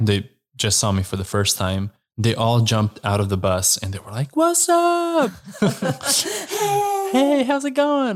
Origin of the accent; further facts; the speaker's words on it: Slovenia; I am from Slovenia